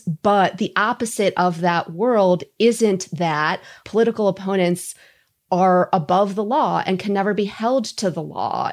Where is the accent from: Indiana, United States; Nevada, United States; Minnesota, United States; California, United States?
Minnesota, United States; I'm Minnesotan